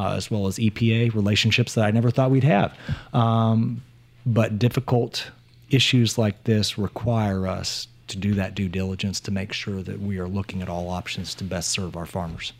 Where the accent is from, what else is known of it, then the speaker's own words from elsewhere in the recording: Appleton City, Missouri, United States; also born or lived in Jefferson City, Missouri; we relocated from Jefferson City back to Appleton City